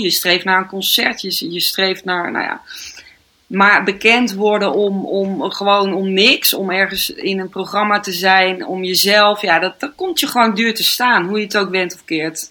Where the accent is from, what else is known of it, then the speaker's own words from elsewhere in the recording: North Brabant, Netherlands; now in Amsterdam, Netherlands; in Brabant ben, waar ik vandaan kom